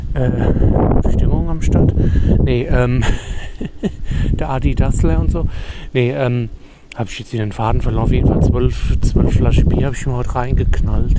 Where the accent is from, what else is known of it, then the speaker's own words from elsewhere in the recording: Germany; ich bin Deutscher.